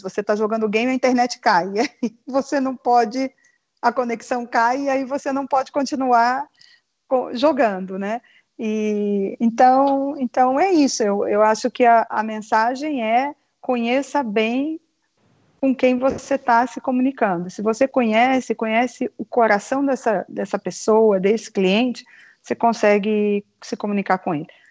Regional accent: Rio de Janeiro, Brazil; moved away; Eu sou carioca, exilada pelo mundo já

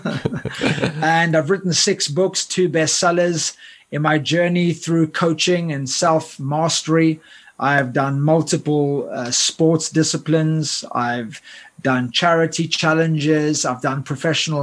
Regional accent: Cape Town, Western Cape, South Africa; moved away as an adult; also born or lived in United Kingdom; I grew up in Cape Town, South Africa

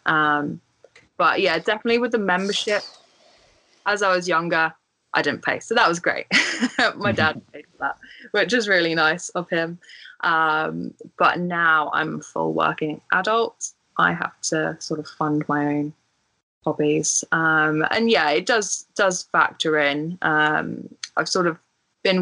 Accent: Guildford, South East England, United Kingdom; So I'm from like the Guildford area, which is just south of London. And I used to play at Bramley Golf Club as a junior

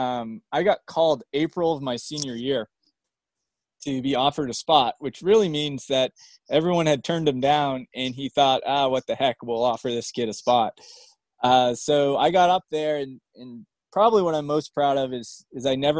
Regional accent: Maryland, United States; also born or lived in Bangor, Maine / Pittsfield, Maine / Rockland, Maine; my dad moved us down to Maryland, and that's where I went to middle school and high

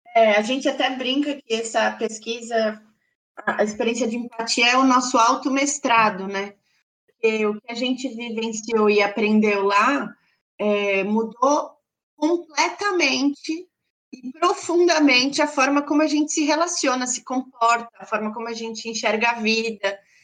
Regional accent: Brazil; sendo brasileiros

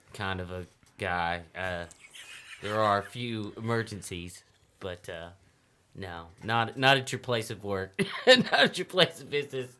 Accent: Humboldt, Tennessee, United States; also born or lived in Milan, Tennessee; I grew up in Humboldt, Tennessee is where I went to uh, elementary school and then went to high school in Milan, Tennessee, which is close.

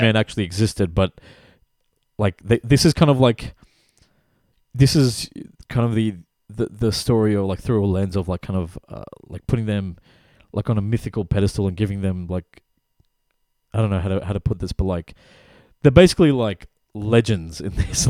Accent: West Bengal, India; I'm from the East, So I'm from the region that was called Bengal, which is, like, split across Bangladesh and Calcut, like, West Bengal. So our part of India

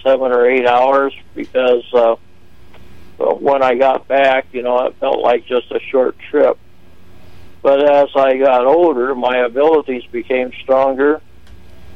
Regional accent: Phoenix, Arizona, United States; I was born in Phoenix, Arizona in 1949

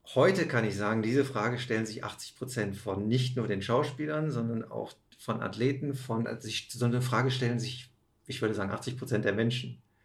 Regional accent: Aachen, North Rhine-Westphalia, Germany; moved away; habe einen Käfig voller Narren gespielt in meiner Heimatstadt

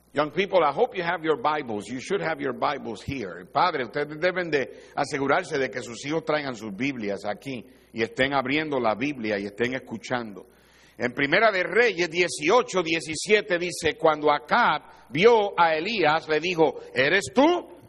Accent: Puerto Rico; porque soy de Puerto Rico

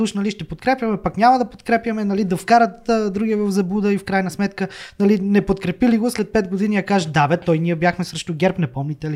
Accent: Slivnitsa, Sofia Province, Bulgaria; moved away as an adult; now in Plovdiv, Bulgaria; аз съм от Сливница

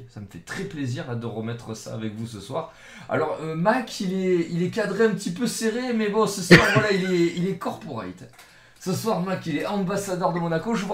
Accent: Marseille, Provence-Alpes-Côte d'Azur, France; si moi je suis de Marseille avec le maillot

